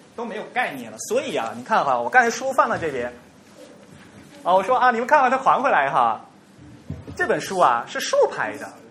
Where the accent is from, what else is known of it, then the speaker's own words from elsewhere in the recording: China; 我们中国人